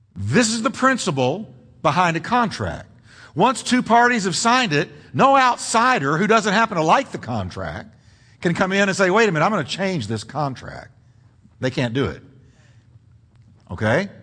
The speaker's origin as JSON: {"language": "English", "region": "Texas", "country": "United States", "tie": "born or raised there", "also_born_or_lived": "New York", "said": "I'm a Texan. I grew up since I was five years old in Texas."}